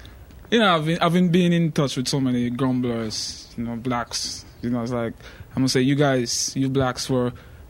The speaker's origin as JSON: {"language": "English", "country": "Jamaica", "moved": "yes", "lives_now": "United States", "said": "as a Jamaican, you know, it's like, as a black Jamaican."}